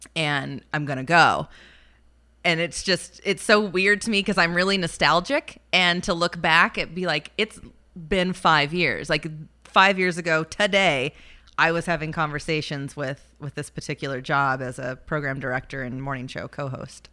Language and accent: English; Aberdeen, Washington, United States; moved away as an adult; also born or lived in Medford; in my hometown, and we were at a wine cellar in, in Aberdeen, Washington, where I'm from